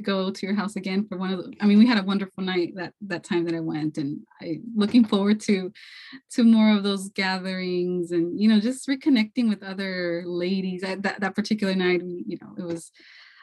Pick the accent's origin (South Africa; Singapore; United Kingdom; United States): United States; California; I was born here in California, but, you know, my heritage is from Mexico